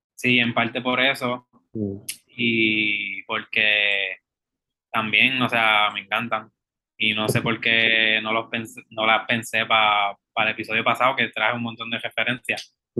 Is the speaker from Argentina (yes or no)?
no; Puerto Rico; esas realidades que vivimos contemporáneamente como puertorriqueños